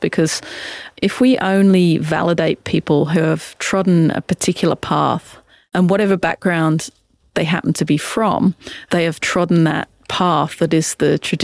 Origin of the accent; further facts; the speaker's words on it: about 60 km from London, England, United Kingdom; I grew up in England and we're about 60 Ks from London in a really small community, just a couple of hundred people.